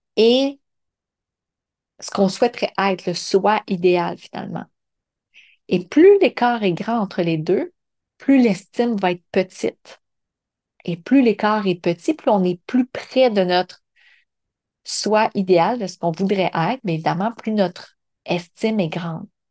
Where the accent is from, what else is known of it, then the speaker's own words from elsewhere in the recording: Montreal region, Quebec, Canada; l'intention était de revenir dans la région de Montréal